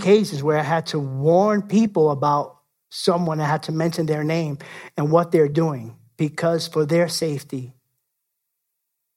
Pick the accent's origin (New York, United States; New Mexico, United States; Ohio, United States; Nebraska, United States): New York, United States; New York City; I'm from the Bronx